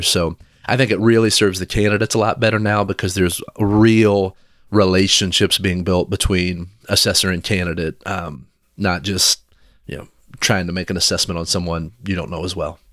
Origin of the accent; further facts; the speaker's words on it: Versailles, Kentucky, United States; now in Lafayette, United States; I grew up in Versailles, Kentucky